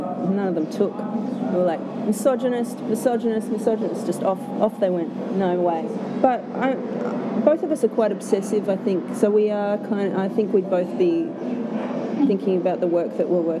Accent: Canada; I grew up in Canada

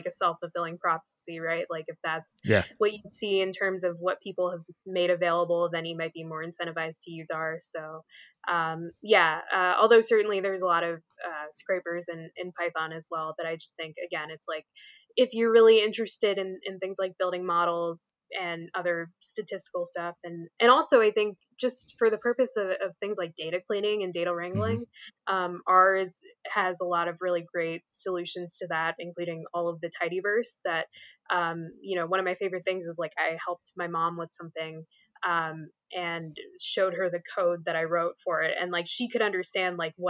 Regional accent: Philadelphia, Pennsylvania, United States; now in South Jersey, United States; I grew up in the Philly area, where that is like thrust upon you to care about all those teams a lot

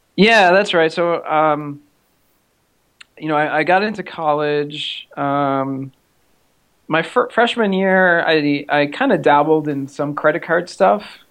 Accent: Massachusetts, United States; now in Texas, United States; I grew up in the Northeast, uh, in Massachusetts, in a small town

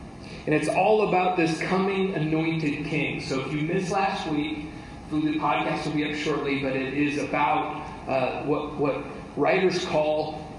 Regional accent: United States

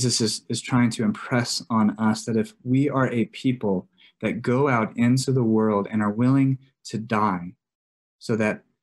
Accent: Texas, United States; now in New Mexico, United States; I grew up in Texas.

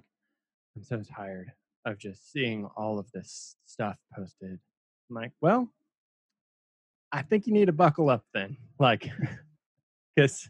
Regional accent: Austin, Texas, United States; It is my hometown

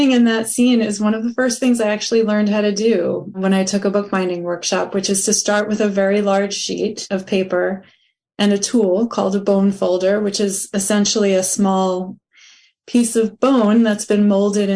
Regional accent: United States; as a Jewish person growing up in the United States

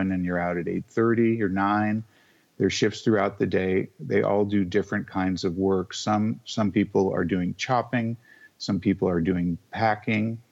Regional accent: Seattle, Washington, United States; moved away; also born or lived in Sag Harbor, New York; growing up in the Northwest, which is where I'm from, in Seattle.

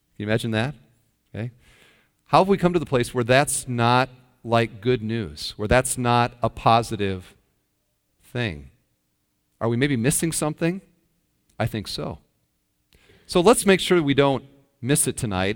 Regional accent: Iowa, United States; I'm from Iowa, and there's a town near where I grew up, Parkersburg, Iowa

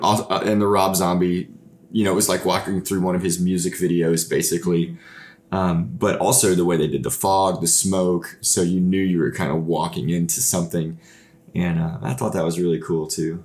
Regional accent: Fort Smith, Arkansas, United States; we're from Fort Smith, Arkansas, so it would be cool to do something like that in our hometown

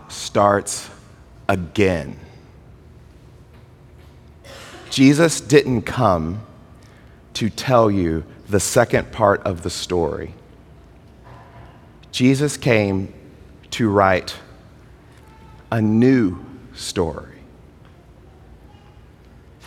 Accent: Mississippi, United States; I was a kid growing up in Mississippi

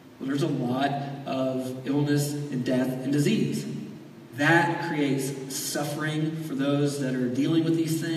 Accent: Florida, United States; I grew up in Florida. You spend your entire childhood dodging hurricanes

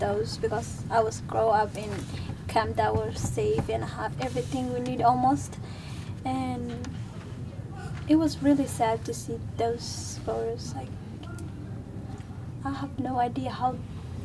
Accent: Ethiopia; now in Portland, United States; I'm from Ethiopia, but my parents are from Somalia.

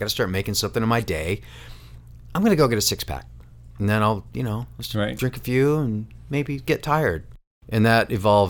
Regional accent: New York, United States; Where I grew up in Western New York, Coors had a mythological status.

